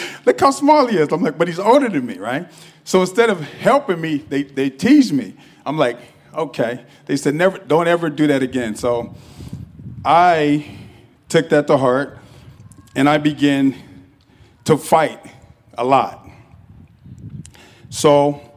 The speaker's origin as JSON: {"language": "English", "town": "Los Angeles", "region": "California", "country": "United States", "tie": "born or raised there", "said": "I'm born and raised in Los Angeles, California"}